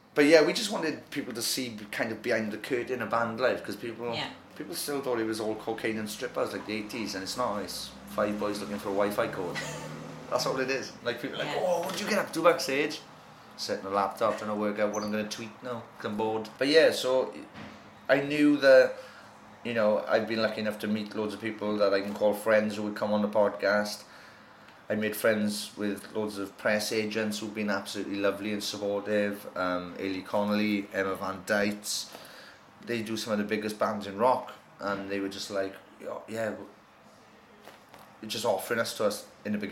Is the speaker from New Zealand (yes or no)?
no; Merthyr Tydfil, Wales, United Kingdom; we're six boys from Merthyr Tydfil.